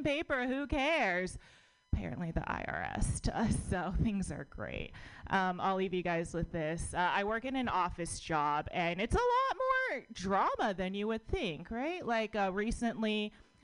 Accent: United States; born or raised there

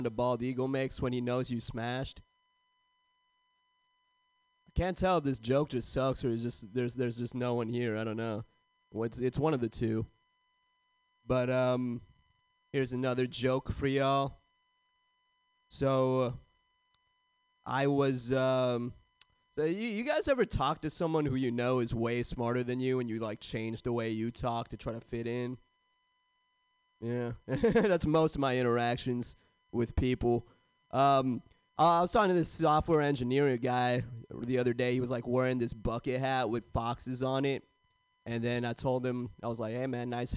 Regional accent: San Jose, California, United States; I grew up in San Jose, California

